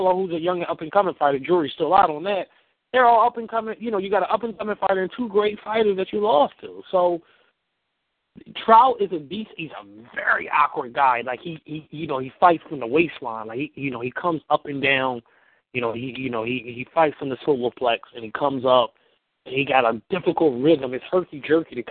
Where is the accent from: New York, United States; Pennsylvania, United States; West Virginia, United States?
Pennsylvania, United States; Philadelphia; I'm from West Philly